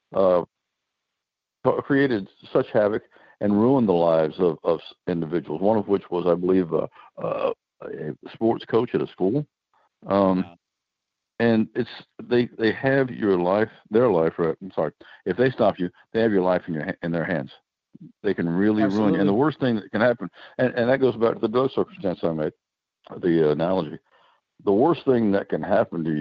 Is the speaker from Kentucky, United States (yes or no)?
yes; Eastern Kentucky, United States; I'm from Eastern Kentucky